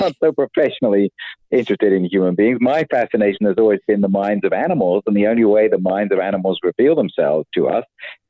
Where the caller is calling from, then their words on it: Tempe, Arizona, United States; I'm at home in Tempe, Arizona at the moment.